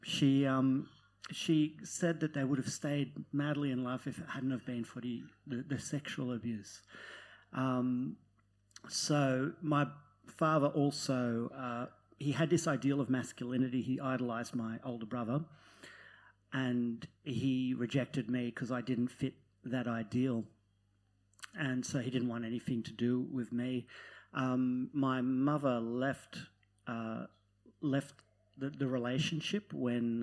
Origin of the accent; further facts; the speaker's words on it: Netherlands; now in Australia; I'm from Holland